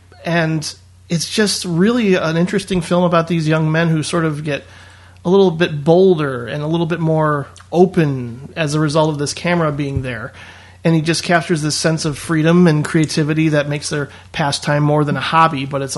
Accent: Indiana, United States; I would say so. Yeah. I mean, it wasn't like, you know, it was lower middle class, more or less

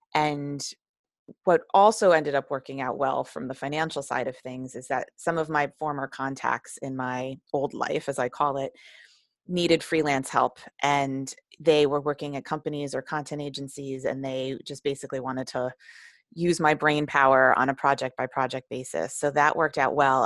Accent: New Jersey, United States; also born or lived in New York City; I mostly grew up in New Jersey, um, in the suburbs, and it was a wonderful small little town in North New Jersey

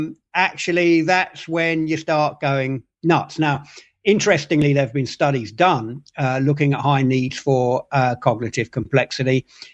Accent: London, United Kingdom; I grew up in London.

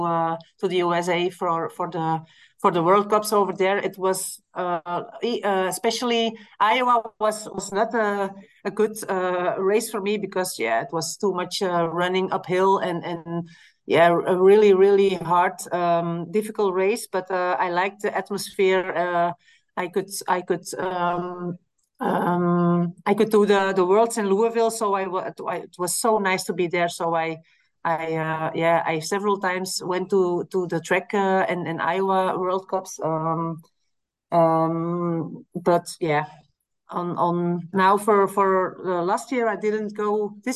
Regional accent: Belgium; I live in Belgium, so we always start from my hometown in my home

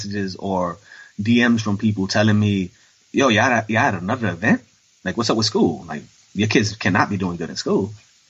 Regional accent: New York City, New York, United States; even though I'm 39. They'll look at me and be like, no way you used to fight these bullies off. That's all I did. Like, I grew up in the South Bronx.

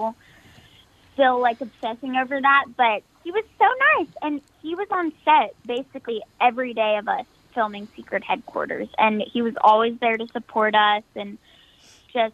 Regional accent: Nashville, Tennessee, United States; I was born here in Nashville, and I've never moved since

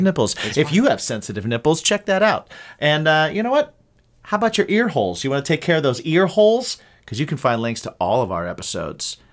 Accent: Ohio and Indiana, Midwest, United States; growing up in Ohio and Indiana.

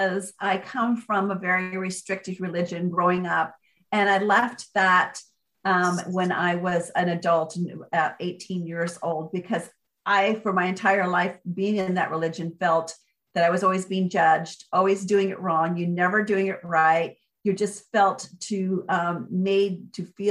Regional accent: Port Orchard, Washington, United States; I finally got back to my hometown here in Port Orchard, Washington, with my kids

